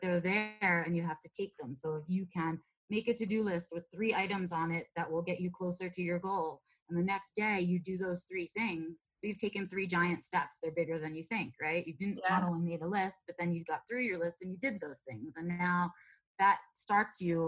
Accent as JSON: {"language": "English", "town": "New York City", "region": "New York", "country": "United States", "tie": "born or raised there", "moved": "as an adult", "said": "I was born and raised in New York City in the boroughs."}